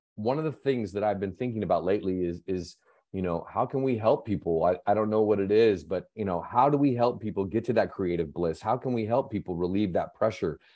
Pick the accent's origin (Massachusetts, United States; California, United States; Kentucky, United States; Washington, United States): Washington, United States; Seattle; moved away; also born or lived in Las Vegas; I grew up in, I grew up in Seattle